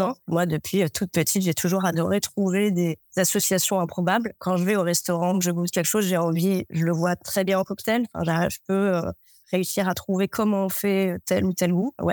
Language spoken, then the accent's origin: French; Ajaccio, Corsica, France; je suis ajaxienne, euh, je suis corse. Donc avec un euh, grand jardin, on avait une agrumeraie, un potager euh, et le maquis juste à côté.